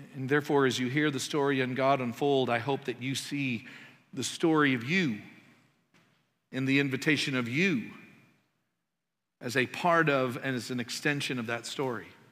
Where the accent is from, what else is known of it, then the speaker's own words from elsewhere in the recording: Canada; moved away; I'm Canadian